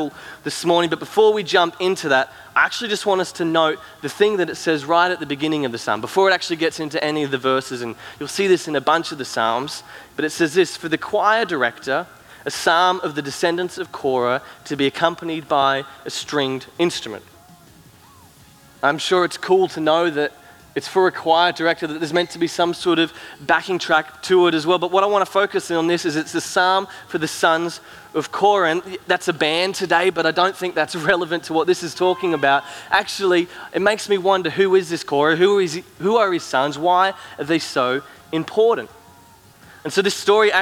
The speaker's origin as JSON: {"language": "English", "town": "Cairns", "region": "Queensland", "country": "Australia", "tie": "born or raised there", "also_born_or_lived": "Gold Coast", "moved": "yes", "lives_now": "Brisbane, Australia", "said": "me and Soph, we grew up in Cairns, up in far north Queensland, and then we moved down to Brisbane and the Gold Coast where we kind of live now"}